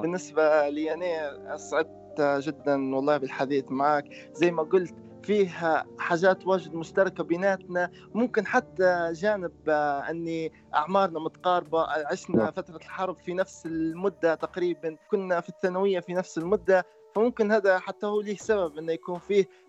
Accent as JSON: {"language": "Arabic", "country": "Libya", "said": "أنا كشاب ليبي"}